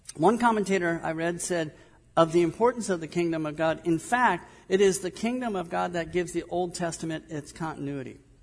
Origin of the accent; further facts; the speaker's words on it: Southern California, United States; moved away; also born or lived in Midwest; I grew up in Southern California